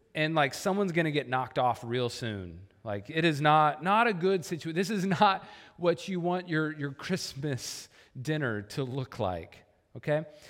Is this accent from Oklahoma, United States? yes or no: yes; Oklahoma, United States; I grew up in Oklahoma